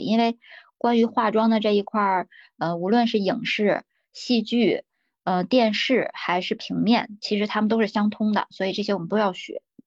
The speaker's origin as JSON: {"language": "Chinese", "town": "Hulunbuir", "region": "Inner Mongolia", "country": "China", "tie": "born or raised there", "moved": "as an adult", "lives_now": "Beijing, China", "said": "老家是内，内蒙古呼伦贝尔的。然后呢，我是一个少数民族"}